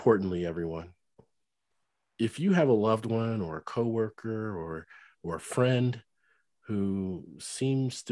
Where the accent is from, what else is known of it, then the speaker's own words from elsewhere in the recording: Cincinnati, Ohio, United States; moved away as an adult; now in North Texas, United States; I lived in Cincinnati for many years growing up